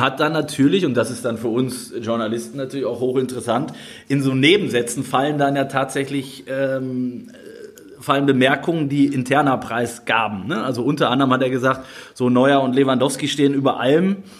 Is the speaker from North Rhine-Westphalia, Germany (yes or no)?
yes; Duisburg, North Rhine-Westphalia, Germany; ich komme ja da aus der Ecke